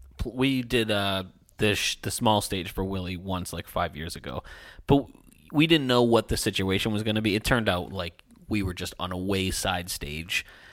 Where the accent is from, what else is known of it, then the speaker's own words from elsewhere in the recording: Canada; Because I'm Canadian.